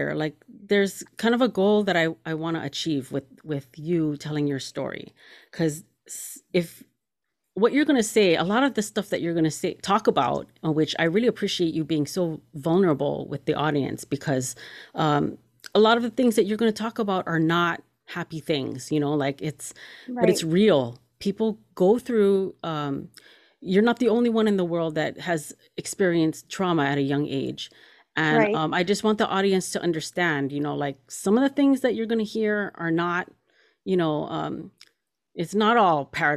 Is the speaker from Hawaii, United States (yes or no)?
yes; Kaneohe, Hawaii, United States; growing up in Hawaii, both me and you, you know, we're both from Kaneohe